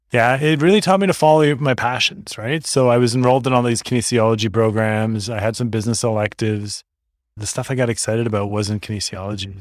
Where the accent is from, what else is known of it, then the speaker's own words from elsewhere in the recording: Toronto, Ontario, Canada; moved away as an adult; now in Northern Ontario, Canada; growing up in Toronto